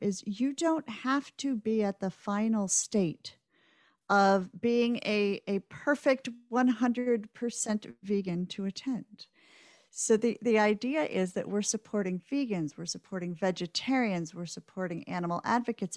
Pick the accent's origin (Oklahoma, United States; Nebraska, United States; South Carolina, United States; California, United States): Nebraska, United States; Omaha; I grew up in Omaha in the nineteen